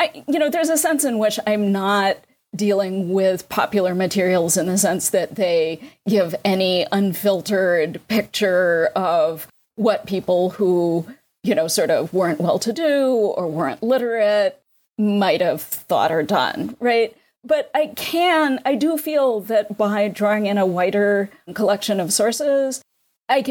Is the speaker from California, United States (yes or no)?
no; New York, United States; I'm a New Yorker